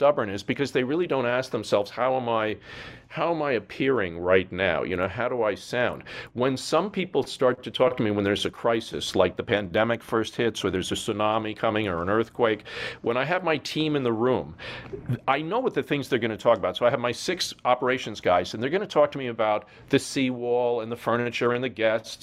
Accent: New York, United States; moved away as an adult; now in Hawaii, United States; I come from New York

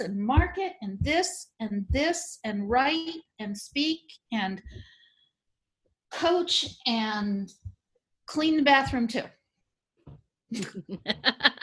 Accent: New Orleans, Louisiana, United States; here in my hometown

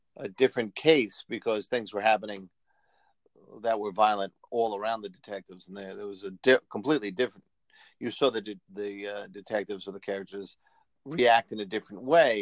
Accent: New York City, New York, United States; we grew up in the Bronx

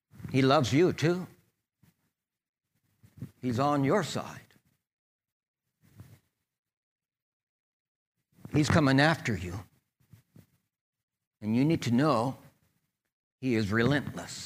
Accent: California, United States; We moved back down to my hometown of California

